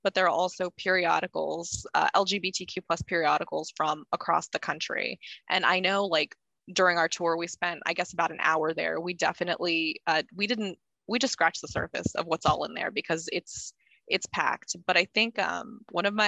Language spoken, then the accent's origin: English; San Antonio, Texas, United States; I was raised here in San Antonio